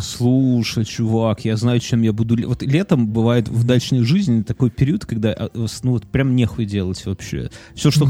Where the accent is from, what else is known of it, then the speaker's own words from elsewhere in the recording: Belarus; мы как белорусы, например, как люди, живущие здесь